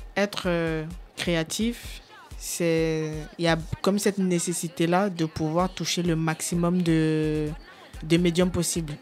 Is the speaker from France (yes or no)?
no; Cameroon; je suis camerounais